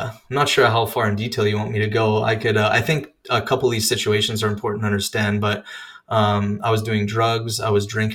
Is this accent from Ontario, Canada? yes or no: no; Regina, Saskatchewan, Canada; moved away as an adult; now in Indiana, United States; I am born and raised in Canada, Regina, Saskatchewan to be specific